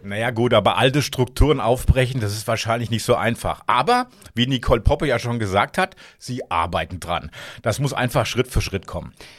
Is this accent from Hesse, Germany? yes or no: yes; Hesse, Germany; now in Lower Saxony, Germany; Ich komme ja aus Hessen